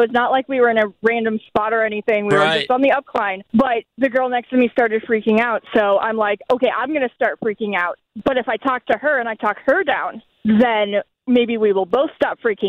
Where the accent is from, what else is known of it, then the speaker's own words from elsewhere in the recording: St. Charles, Illinois, United States; we are from St. Charles, Illinois.